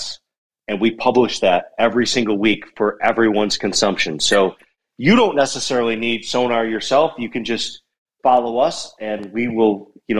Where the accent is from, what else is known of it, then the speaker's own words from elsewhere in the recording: Buffalo, New York, United States; now in Bozeman, United States; I live in Bozeman, Montana now, but I'm originally from Buffalo, New York